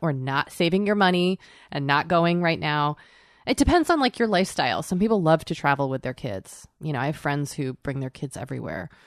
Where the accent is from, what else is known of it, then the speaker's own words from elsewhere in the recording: Boston, Massachusetts, United States; I'm from Boston.